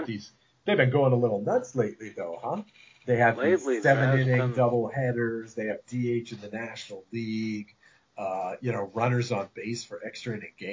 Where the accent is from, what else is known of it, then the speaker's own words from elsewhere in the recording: New England, United States; I was growing up in New England, so I'm, what, maybe 6 or 7 years behind you. So late 70s, early 80s.